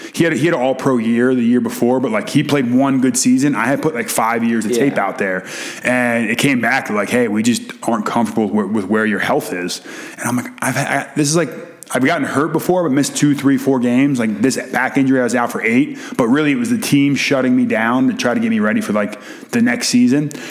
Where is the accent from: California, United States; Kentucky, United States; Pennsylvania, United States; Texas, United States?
Pennsylvania, United States; Philadelphia; I'm a Philly guy through and yeah. through, and I got drafted to the New York Giants, which was like I became public enemy number one in my hometown.